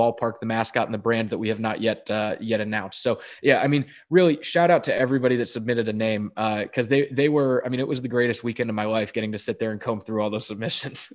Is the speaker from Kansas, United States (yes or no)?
no; Durham, North Carolina, United States; now in Danville, United States; I grew up in Durham I went to Duke football games